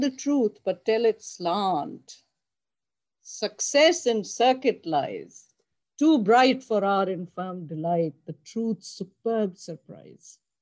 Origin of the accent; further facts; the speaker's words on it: Pakistan; moved away as an adult; also born or lived in Buffalo, New York, United States; I came from Pakistan. I arrived in Buffalo, New York